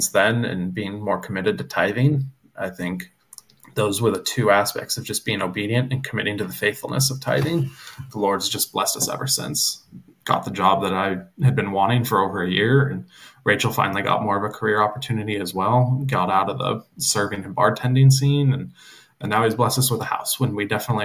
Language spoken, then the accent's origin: English; West Coast, United States; moved away as an adult; also born or lived in Bible Belt; Growing up on the West Coast, it's very casual and laid back. You wear your Seahawk jerseys to church